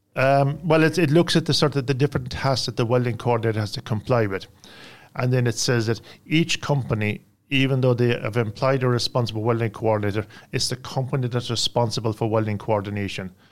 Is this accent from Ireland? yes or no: yes; Ireland; I come from Ireland.